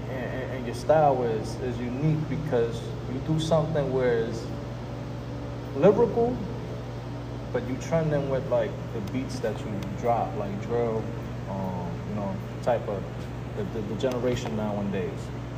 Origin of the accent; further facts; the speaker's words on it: New York City, New York, United States; I'm from the Bronx